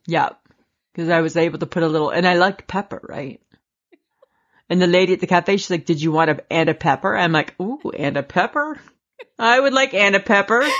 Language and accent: English; Canada; we're Canadian